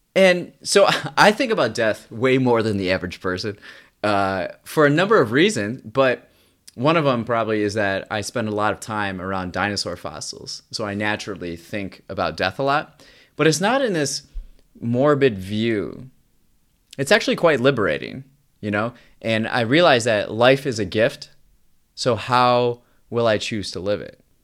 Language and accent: English; United States; I'm just an American man living an experiencing life in the twenty-first century.